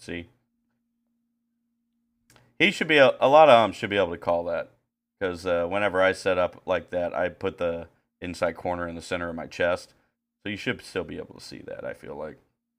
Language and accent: English; Puxico, Missouri, United States